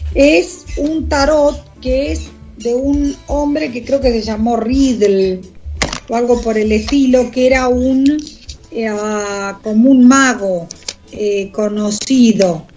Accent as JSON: {"language": "Spanish", "country": "Argentina", "said": "de argentinos de a pie, como pueden ser vos, yo"}